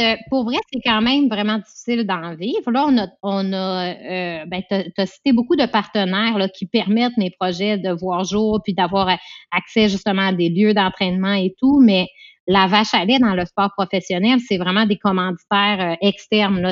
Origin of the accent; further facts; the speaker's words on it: Quebec, Canada; moi, je suis québécoise